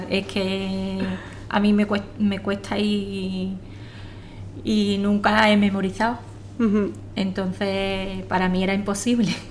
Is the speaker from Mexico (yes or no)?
no; Jerez de la Frontera, Andalusia, Spain; y soy de Jerez de la Frontera.